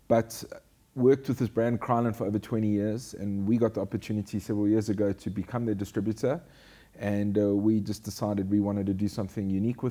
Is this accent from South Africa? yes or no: yes; Durban, KwaZulu-Natal, South Africa; also born or lived in Johannesburg / Bloemfontein; I was born in Johannesburg. And at a young age, at the age of 8, I relocated with my family to Durban.